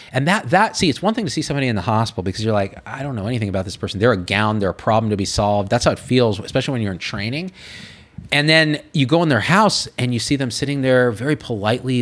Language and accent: English; Clovis, California, United States; moved away as an adult; also born or lived in San Francisco / Berkeley; I'm this kid from Clovis, California. Like it's one of the most conservative places in California